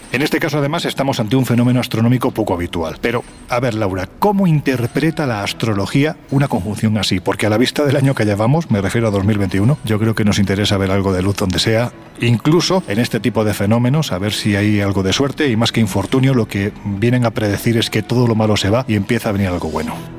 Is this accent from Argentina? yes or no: no; Andalusia, Spain; como andaluz